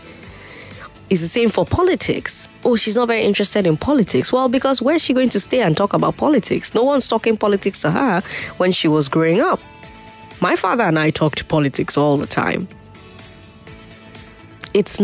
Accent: Nigeria

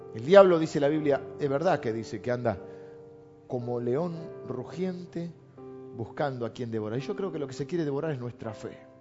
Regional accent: La Plata, Buenos Aires Province, Argentina; also born or lived in Morón; Yo nací en La Plata.

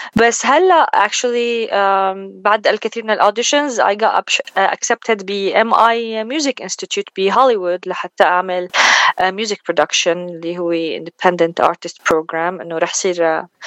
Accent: Zaidal, Homs Governorate, Syria; moved away as an adult; now in United States; أنا بالأصل من سوريا من حمص من ضيعة اسمها زيدل

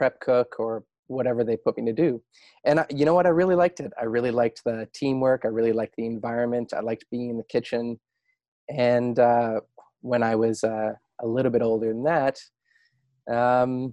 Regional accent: Sooke, British Columbia, Canada; moved away as an adult; also born or lived in Calgary / Montreal / Norman Wells, Northwest Territories / Stratford, Ontario; that's really where I grew up. And the little town of Sooke is where I still call home on Vancouver.

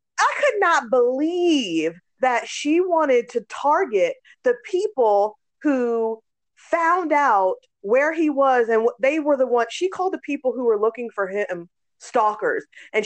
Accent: Germany; but a part of my life, I grew up in Germany and they had nude beaches, right?

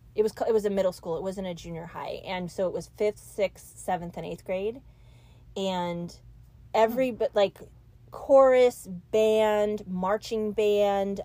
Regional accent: Mountain View, California, United States; moved away; also born or lived in Arkansas / Sunnyvale, California; I grew up in Mountain View.

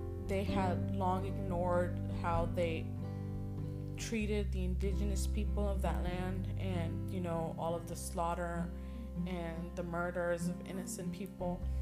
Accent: United States; us as American people

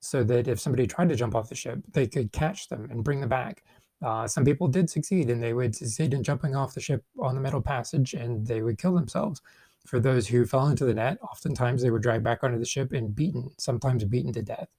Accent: United States; as an American and an English speaker

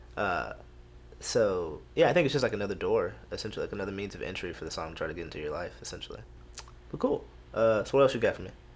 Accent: Houston, Texas, United States; I'm from Houston

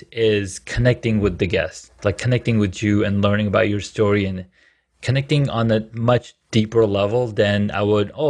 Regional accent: Saudi Arabia; I grew up in Saudi Arabia, so mentorship is a is a more of a Western Western word.

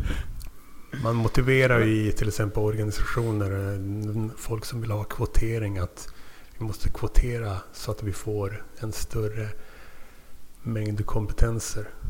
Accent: Luleå, Norrbotten County, Sweden; moved away as an adult; also born or lived in Tumba, Stockholm; Född i Tumba i Stockholmsrådet men flyttade till Luleå när jag var tre. Sen flyttade därifrån 99 när jag var 19. Men uppväxt mm, i Luleå

